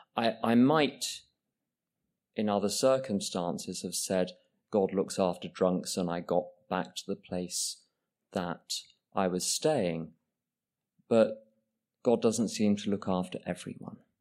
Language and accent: English; England, United Kingdom; I, I'm English